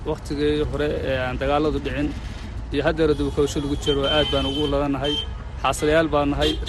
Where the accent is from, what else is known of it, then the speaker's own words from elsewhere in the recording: Las Anod, Sool, Somalia; laascaanood waxa weeyaan oo magaaladan ku barbaarnay aan ku soo kornay ku dhalannay haddeera inaanu sii joogno